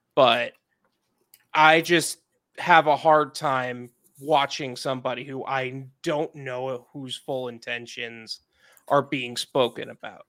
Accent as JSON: {"language": "English", "area": "Long Island", "region": "New York", "country": "United States", "moved": "as an adult", "lives_now": "Fort Lauderdale, United States", "said": "Long Island"}